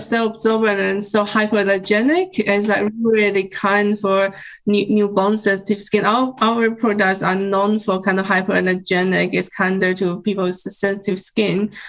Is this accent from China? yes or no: yes; China; moved away as an adult; now in United Kingdom; I was growing up in China and kind of um, grow up with bamboo